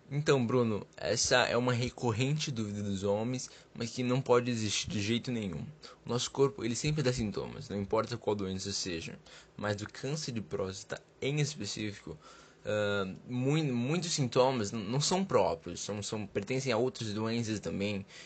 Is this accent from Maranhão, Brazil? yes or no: no; São Paulo, Brazil; Olá, Dr. John. … eu sou do Capão Redondo.